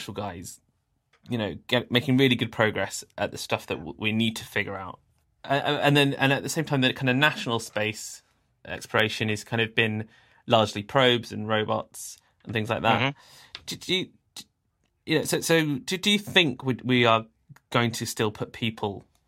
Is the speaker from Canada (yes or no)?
no; England, United Kingdom; as an English person